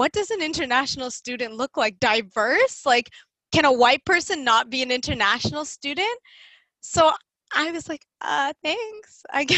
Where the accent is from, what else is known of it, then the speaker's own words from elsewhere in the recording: Toronto, Ontario, Canada; first language English; I'm from Toronto. They're like, no, where are you from? I'm like, okay, well, I'm from Scarborough